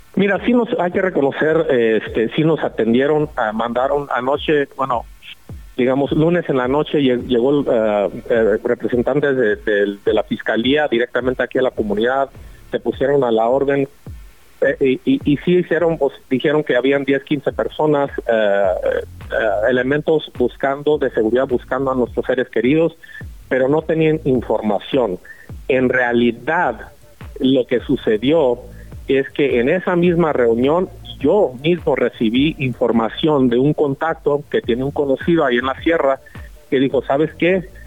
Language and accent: Spanish; Mexico; como mexicanos